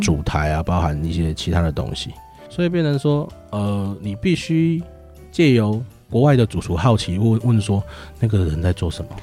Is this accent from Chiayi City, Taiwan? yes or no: yes; Chiayi, Chiayi City, Taiwan; moved away as an adult; also born or lived in Kaohsiung / Taoyuan; now in Chiayi, Taiwan; 我是，是嘉义市人。对，我套一句那个是，那个旧历的那个广告词，我是一个土生土长的嘉义小孩